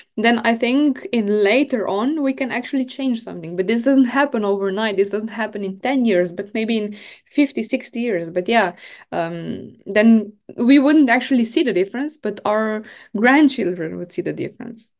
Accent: Maribor, Drava, Slovenia; I am from Slovenia, from Maribor.

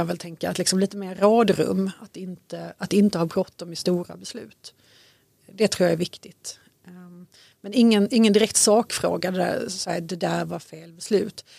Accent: Malmö, Skåne, Sweden; moved away as an adult; also born or lived in Syria / Lund; now in Danderyd, Sweden; Jag är född och uppväxt i Malmö, bottensväng i Mellanöstern under, under uppväxten, Syrien bland annat.

